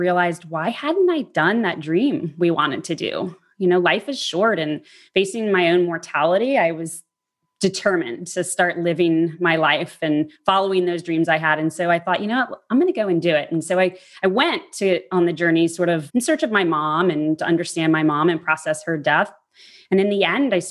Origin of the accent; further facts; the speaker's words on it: New Orleans, Louisiana, United States; I grew up in New Orleans